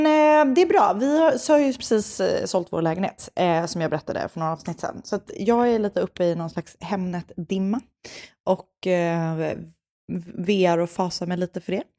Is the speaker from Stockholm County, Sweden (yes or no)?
yes; Stockholm, Stockholm County, Sweden; jag är uppväxt i Stockholms innerstad